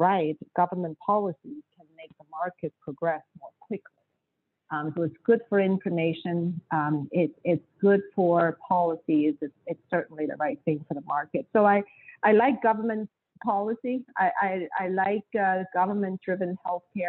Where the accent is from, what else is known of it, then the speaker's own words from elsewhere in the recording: China; moved away as an adult; also born or lived in Beijing / Ann Arbor, Michigan; now in United States; I'm an immigrant from China. So the first time I landed in this country in 1994 as a new graduate student